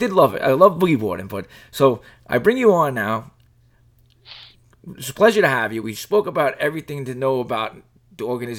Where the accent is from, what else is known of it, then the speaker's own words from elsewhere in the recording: New York City, New York, United States; Rockaway, born and raised, three kids. Born in St. John's Hospital down in Far Rockaway, so Rockaway is my town, you know.